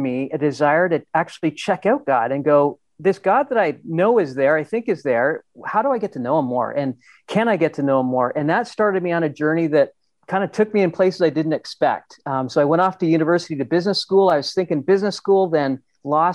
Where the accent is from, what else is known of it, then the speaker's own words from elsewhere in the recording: Ontario, Canada; I grew up in Ontario in a beautiful place with kind of lakes and loved that.